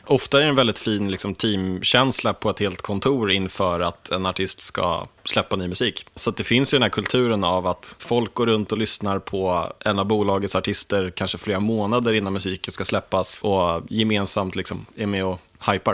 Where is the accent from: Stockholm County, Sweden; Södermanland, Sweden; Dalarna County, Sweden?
Stockholm County, Sweden; Sollentuna; also born or lived in Akalla; jag har bott i 30 år i Sollentuna, fast på olika platser